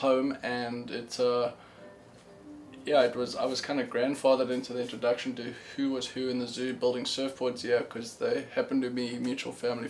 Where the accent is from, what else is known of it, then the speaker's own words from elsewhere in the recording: South Africa; born there; I was born in South Africa.